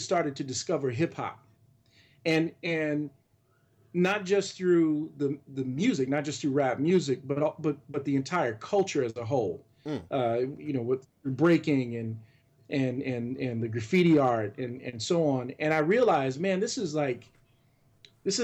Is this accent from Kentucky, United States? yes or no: yes; Louisville, Kentucky, United States; I grew up in Louisville, and I was an only child